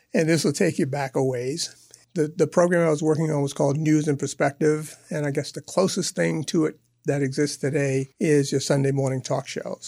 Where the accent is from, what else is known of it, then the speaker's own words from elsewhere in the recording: New York City, New York, United States; a youngster growing up in Harlem in New York